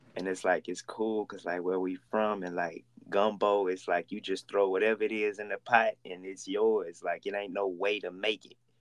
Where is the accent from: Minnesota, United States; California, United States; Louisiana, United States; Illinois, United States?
Louisiana, United States; Oakdale; now in Houston, United States; Oakdale, Louisiana with 2,000 people